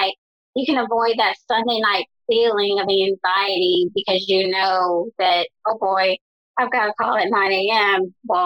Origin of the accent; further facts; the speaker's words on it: Chicago, Illinois, United States; I am from Chicago, and my family migrated from North Carolina to Chicago